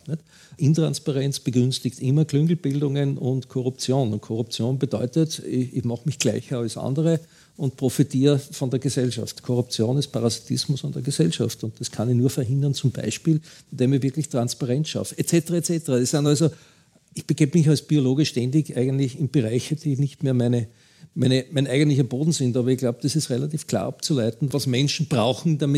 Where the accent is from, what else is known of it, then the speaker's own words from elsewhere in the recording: Austria; Bei uns in Österreich geht es ja noch einigermaßen